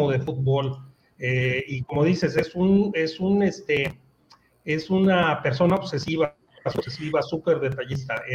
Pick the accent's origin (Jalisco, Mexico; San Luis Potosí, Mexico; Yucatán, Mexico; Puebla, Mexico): Jalisco, Mexico; Guadalajara; moved away; los Borreos Guadalajara, allá en mi tierra